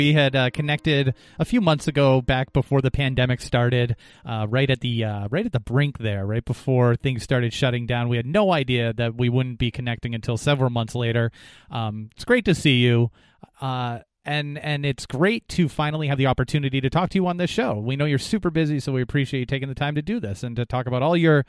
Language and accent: English; New Hampshire, United States; It happened in my home state.